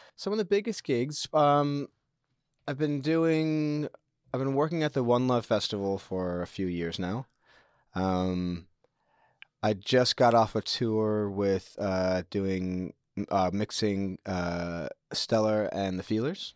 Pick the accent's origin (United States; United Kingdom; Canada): United States; moved away as an adult; also born or lived in New Zealand; now in Tauranga, New Zealand; My parents are both American. They are on holiday when I was born. And then my dad got offered a good job back in the States. So they went back there, and I lived there for most of my life